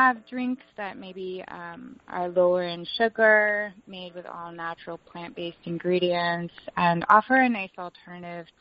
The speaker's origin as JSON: {"language": "English", "region": "Vermont", "country": "United States", "tie": "born or raised there", "moved": "yes", "lives_now": "Asheville, United States", "said": "I grew up in Vermont"}